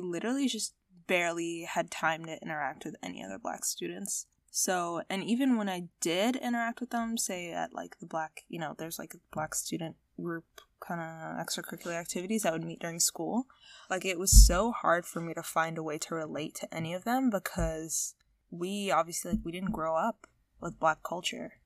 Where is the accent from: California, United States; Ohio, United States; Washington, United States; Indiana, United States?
Indiana, United States; Southern; accent: American; I was born and bred in Southern Indiana